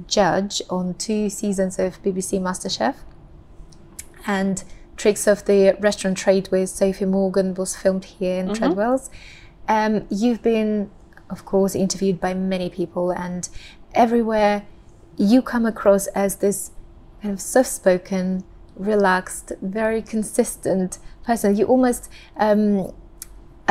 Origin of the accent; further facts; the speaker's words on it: Russia; So I come from Russia and we eat cabbage a lot.